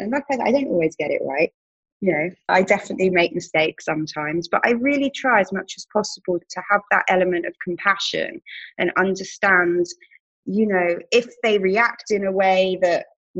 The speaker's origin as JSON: {"language": "English", "country": "United Kingdom", "also_born_or_lived": "Tel Aviv, Israel", "accent": "British", "moved": "yes", "lives_now": "New York, United States", "said": "I'm British, obviously, in case the accent didn't give it away"}